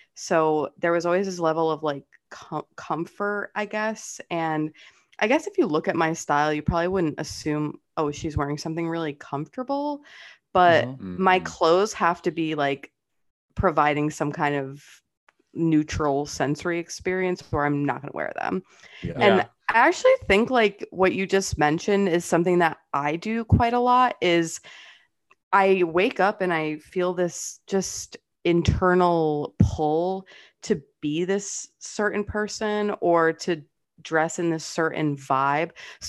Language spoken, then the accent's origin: English; Fall River, Massachusetts, United States; I grew up on the border of Massachusetts and Rhode Island. If you guys know like Fall River.